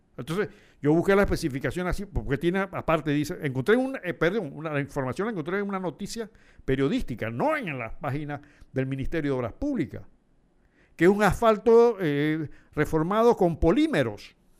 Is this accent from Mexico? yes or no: no; Panama; nosotros tenemos que ser conscientes como panameños